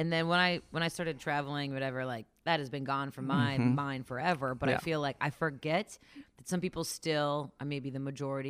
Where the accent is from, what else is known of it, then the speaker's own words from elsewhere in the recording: Ohio, United States; I'm from the West Side, suburbs of the West Side.